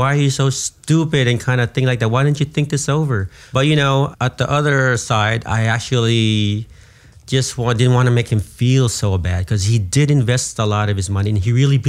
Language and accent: English; Union City, United States; I'm from Union City.